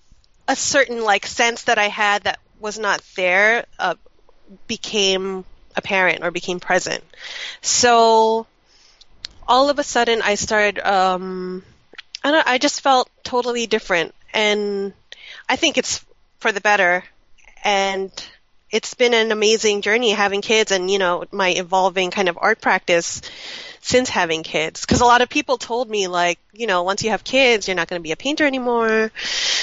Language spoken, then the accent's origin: English; United States; born or raised there